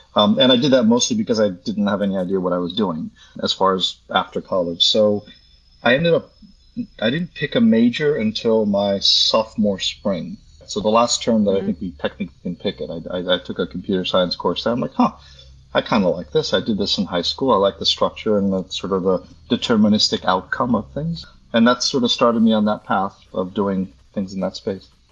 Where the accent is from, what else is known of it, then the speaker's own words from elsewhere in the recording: United States; moved away as an adult; also born or lived in Poland / New York / Hong Kong; we were in the states for 30